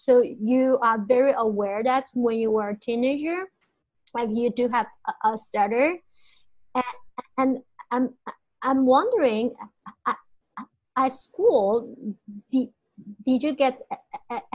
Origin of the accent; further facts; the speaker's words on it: China; now in United States; I grew up in China